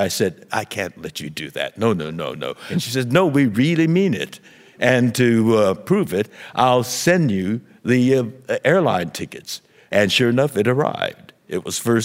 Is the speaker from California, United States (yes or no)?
yes; Los Angeles, California, United States; when I was 5 years old, soldiers came to our home in Los Angeles